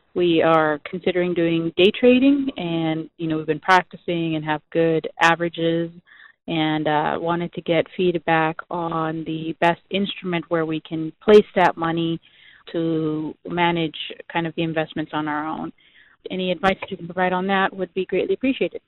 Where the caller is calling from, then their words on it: Coral Springs, Florida, United States; I'm calling from Coral Springs, Florida.